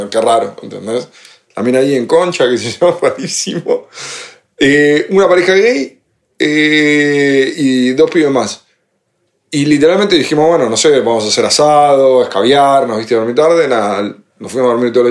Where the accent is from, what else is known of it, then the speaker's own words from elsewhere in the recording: Spain; Le digo, dale, vamos, conocemos gente, somos españoles